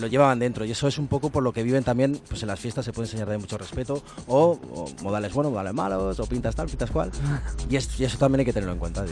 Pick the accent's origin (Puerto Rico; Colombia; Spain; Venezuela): Spain; Guadalajara, Castilla-La Mancha; yo soy de Guadalajara